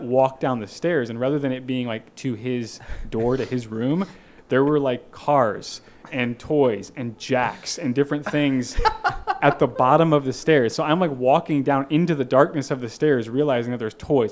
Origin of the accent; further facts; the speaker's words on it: Kansas City, Missouri, United States; also born or lived in Naperville, Illinois / Fort Myers, Florida; now in Springfield, United States; my formative years, most of them were spent in Kansas City, Missouri